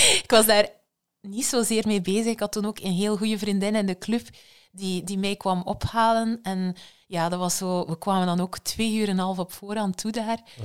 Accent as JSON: {"language": "Dutch", "country": "Belgium"}